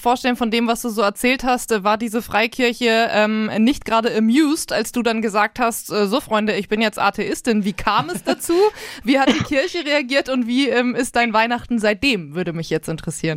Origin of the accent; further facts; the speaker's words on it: Northern Germany, Germany; now in Nuremberg, Germany; seitdem ich äh, nicht mehr in meiner Heimat Norddeutschland wohne, sondern ja jetzt hier in äh, Nürnberg im Süden Deutschlands